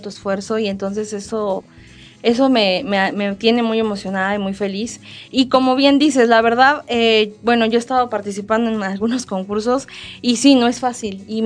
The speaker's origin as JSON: {"language": "Spanish", "area": "colonia Los Olvera", "region": "Querétaro", "country": "Mexico", "tie": "born or raised there", "said": "en la colonia Los Olvera, de donde soy originaria"}